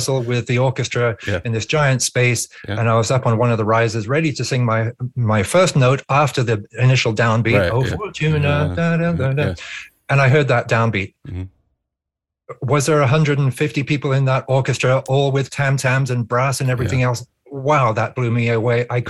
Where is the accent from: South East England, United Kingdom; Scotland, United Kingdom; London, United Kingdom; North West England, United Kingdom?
South East England, United Kingdom; near the Blowing Stone, Berkshire Downs; near my village growing up in England, there's the Blowing Stone.